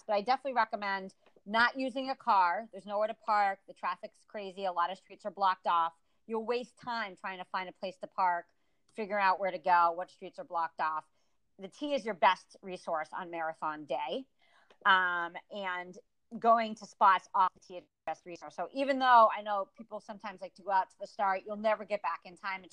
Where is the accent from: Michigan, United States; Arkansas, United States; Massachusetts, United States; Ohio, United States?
Massachusetts, United States; Boston; I'm a Bostonian